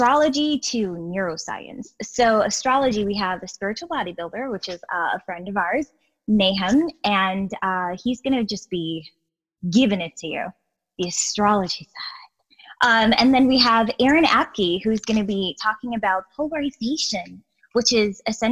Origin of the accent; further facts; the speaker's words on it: Guyana; I'm from South America, I was born in Guyana.